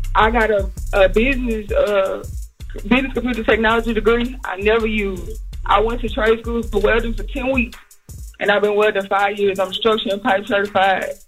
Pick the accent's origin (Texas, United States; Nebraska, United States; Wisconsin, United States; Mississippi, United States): Mississippi, United States; Biloxi; I'm from Biloxi, Mississippi.